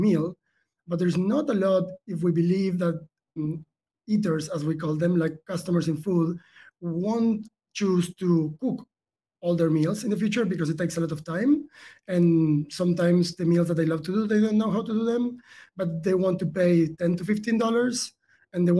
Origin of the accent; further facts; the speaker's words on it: Argentina; moved away; the accent might tell a cue there. Like, I was born in South America. I'm from Argentina originally